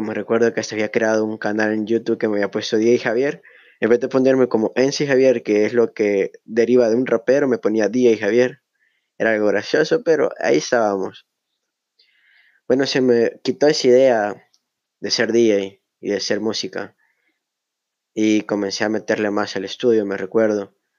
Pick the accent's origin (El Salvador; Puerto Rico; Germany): El Salvador; Soy del Salvador.